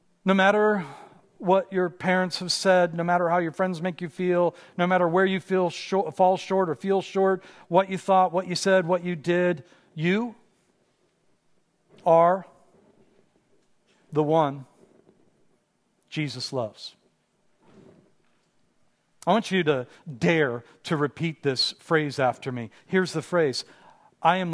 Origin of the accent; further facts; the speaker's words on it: Pittsburgh, Pennsylvania, United States; moved away as an adult; now in Los Angeles, United States; I grew up in Pittsburgh, in a fairly rough neighborhood in Pittsburgh